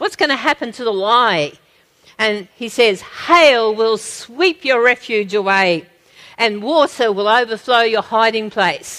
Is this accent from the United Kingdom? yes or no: no; Australia; we have as Australian Christians